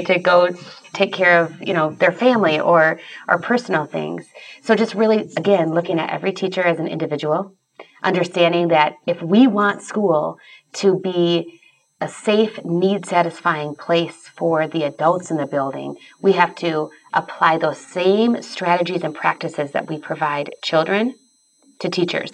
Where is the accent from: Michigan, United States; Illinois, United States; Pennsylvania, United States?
Michigan, United States; Grand Rapids; I grew up in the Grand Rapids, Michigan area